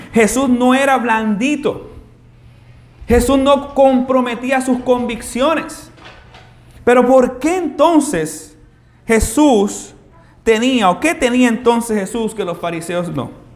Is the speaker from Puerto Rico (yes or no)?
yes; Carolina, Puerto Rico; nosotros los que nos criamos aquí en Carolina